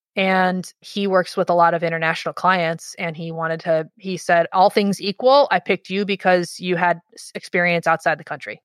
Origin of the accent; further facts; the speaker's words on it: Dearborn, Michigan, United States; I grew up in Michigan in, in, just outside Detroit in a little town called Dearborn